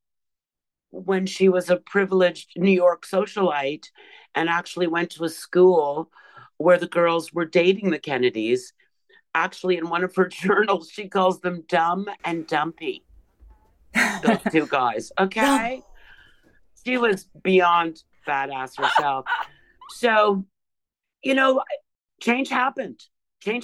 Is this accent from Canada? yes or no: yes; Canada; The Vietnam War was still going on when I was born in Canada.